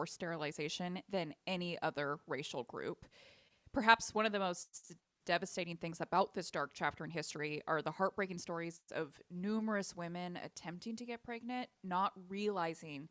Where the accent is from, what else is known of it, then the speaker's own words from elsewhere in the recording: California, United States; here in Leah and my home state of California